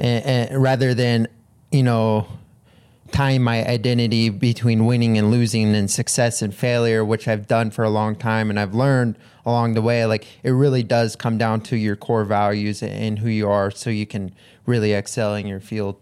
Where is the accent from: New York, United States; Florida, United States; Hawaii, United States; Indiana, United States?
Hawaii, United States; I grew up in Hawaii